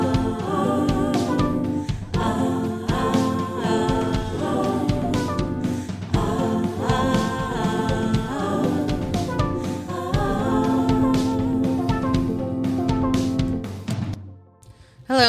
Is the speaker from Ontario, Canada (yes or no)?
no; Montreal, Quebec, Canada; I'm from Montreal